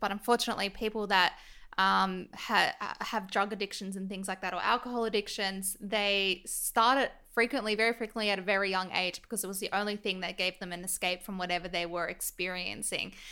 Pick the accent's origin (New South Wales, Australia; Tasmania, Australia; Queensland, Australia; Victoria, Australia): New South Wales, Australia; Sydney; I grew up in Northbridge, and I went to Monty, which is a very privileged all girls school in North Sydney